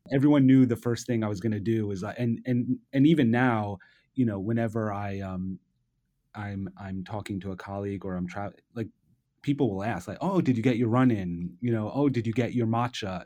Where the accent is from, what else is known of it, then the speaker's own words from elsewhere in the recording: New York City, New York, United States; I'm a native New Yorker, I grew up here